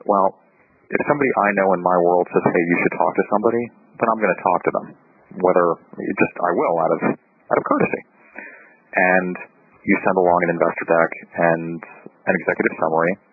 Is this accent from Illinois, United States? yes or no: no; New York, United States; I'm from New York